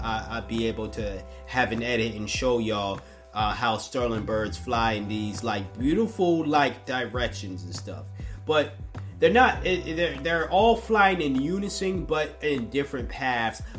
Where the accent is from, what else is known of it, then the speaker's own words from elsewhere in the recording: United States; I'm speaking from the American standpoint once again. A pro-black, broke-ass, black American